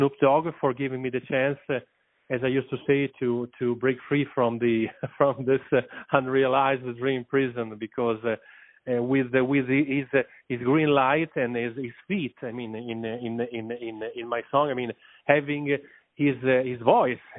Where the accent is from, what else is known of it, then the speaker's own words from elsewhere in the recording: Italy; I'm from Italy